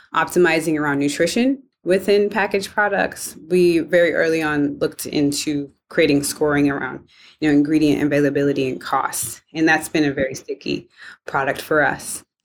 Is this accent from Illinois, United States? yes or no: yes; Evanston, Illinois, United States; I grew up in Evanston, Illinois, home of Northwestern University